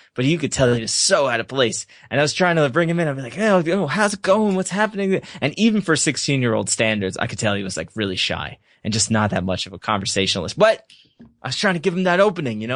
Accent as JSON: {"language": "English", "country": "United States", "also_born_or_lived": "Surrey, England", "said": "I'm American"}